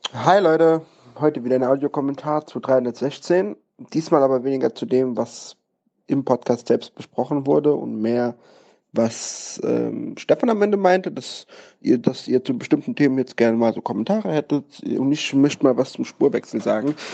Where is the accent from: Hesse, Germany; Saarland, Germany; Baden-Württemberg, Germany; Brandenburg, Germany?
Saarland, Germany; Saarbrücken; now in Mainz, Germany; Ich beispielsweise bin in Deutschland groß geworden, in Saarbrücken, in Saarbrücken aufgewachsen und dann nach Mainz gezogen